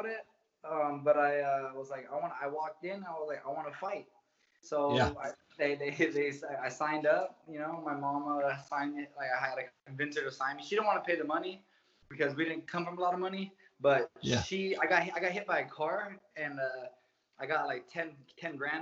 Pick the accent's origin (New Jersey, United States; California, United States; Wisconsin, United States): California, United States; Hawthorne; also born or lived in Redondo Beach, California / Anaheim, California; I grew up in Hawthorne, California